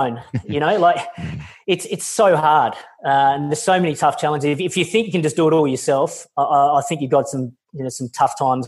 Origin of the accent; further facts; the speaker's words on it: Australia; I'm Australian